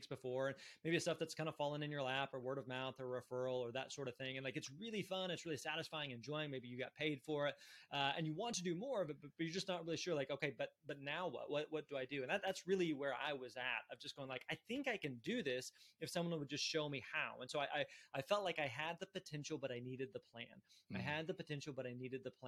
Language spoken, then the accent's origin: English; Springfield, Missouri, United States; I grew up in Springfield, Missouri, Southwest Missouri.